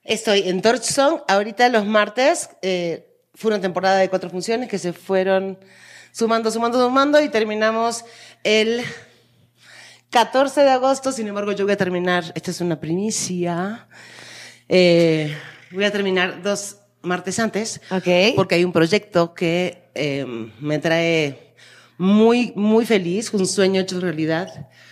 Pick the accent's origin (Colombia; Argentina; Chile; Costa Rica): Argentina; now in Mexico; yo soy argentina, vivo en México